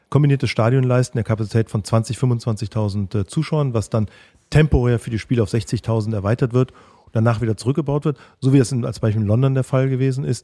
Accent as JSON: {"language": "German", "town": "Cologne", "region": "North Rhine-Westphalia", "country": "Germany", "said": "Und dann freue ich mich auch, äh, mit einem Düsseldorfer ein Altbier zu trinken, auch wenn ich als Kölner lieber ein Kölsch trinke."}